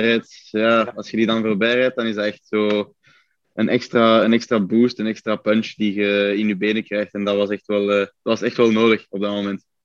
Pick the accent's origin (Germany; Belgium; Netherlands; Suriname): Belgium; bij ons op de Scheestraat, waar, ons, allee, waar mijn ouderlijk huis staat